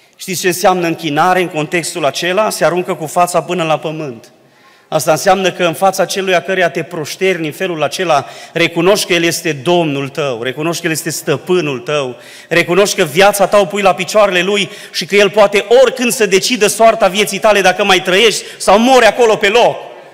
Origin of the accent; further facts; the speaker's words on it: Dobric, Bistrița-Năsăud, Romania; now in Baia Mare, Romania; cei ce suntem din Dobric, aici, acasă